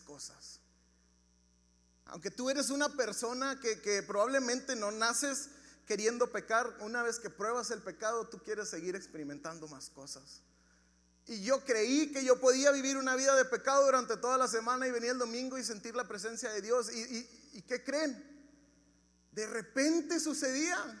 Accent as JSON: {"language": "Spanish", "town": "Ciudad Juárez", "region": "Chihuahua", "country": "Mexico", "tie": "born or raised there", "said": "Yo nací en Ciudad Juárez"}